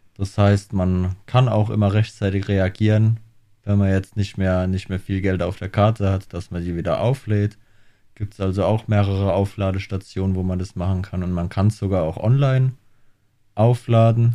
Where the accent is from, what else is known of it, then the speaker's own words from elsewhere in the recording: Germany; now in Australia; bei uns in Deutschland